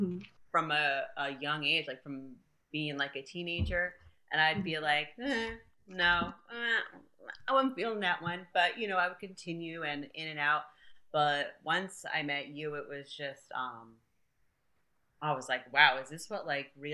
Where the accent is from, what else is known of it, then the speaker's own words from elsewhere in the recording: Connecticut, United States; moved away as an adult; also born or lived in Brazil / Newtown, Connecticut; now in Tennessee, United States; So, you know, I'm originally from Brazil. Mm-hmm. I moved from Brazil to Connecticut. Mm-hmm. I was raised in Connecticut. My dad's from Tennessee. That's why I'm here.